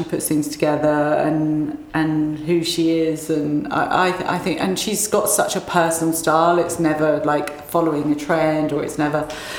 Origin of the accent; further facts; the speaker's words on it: England, United Kingdom; I don't know whether it's because I'm from England, and I just think people are much more experimental here.